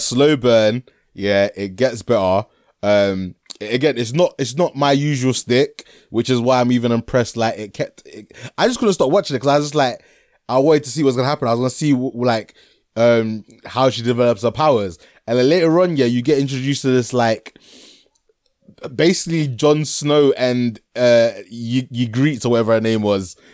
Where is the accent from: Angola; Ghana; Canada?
Ghana; I'm Ghanaian